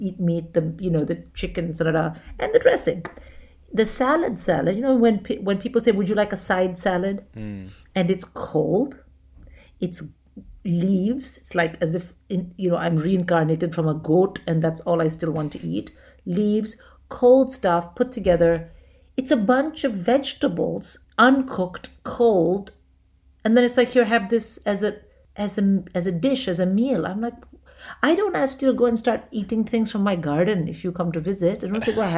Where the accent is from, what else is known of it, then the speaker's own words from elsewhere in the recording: India; moved away; So when I was growing up in India, we had a closed economy.